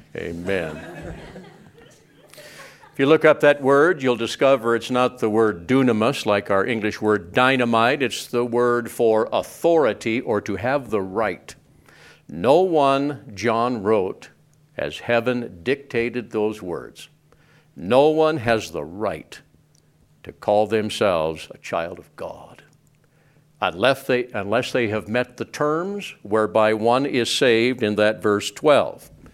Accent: Cardwell, Montana, United States; also born or lived in Whitehall, Montana; I was raised in Cardwell, Montana

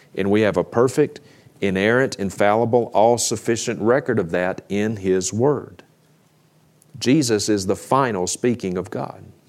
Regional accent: Mississippi, United States; now in Idaho, United States; We grew up together in Mississippi

